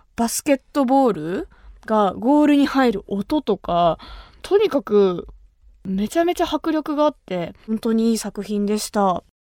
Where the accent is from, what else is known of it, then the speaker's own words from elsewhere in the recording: Kumamoto, Japan; accent: Kumamoto dialect; 熊本出身の